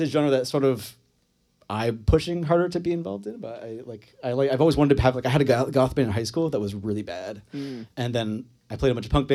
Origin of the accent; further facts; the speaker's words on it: Fairfield, Vermont, United States; we grew up in Franklin County, good old Fairfield in the woods.